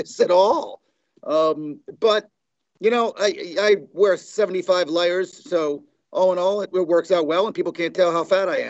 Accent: New York, United States; also born or lived in Los Angeles, California / Bakersfield, California; now in Tulsa, United States; I grew up in New York

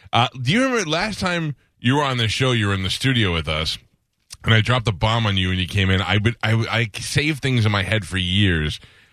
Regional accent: New York City, New York, United States; I grew up in Staten Island

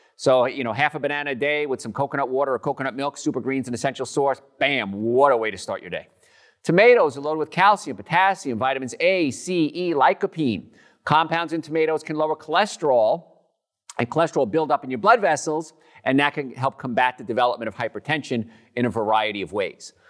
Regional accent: New Jersey, United States; now in Atlanta, United States; I'm from New Jersey

